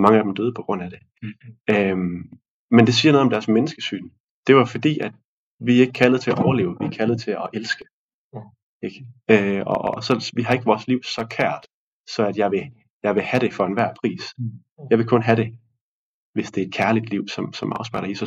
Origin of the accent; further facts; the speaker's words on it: Denmark; som danskere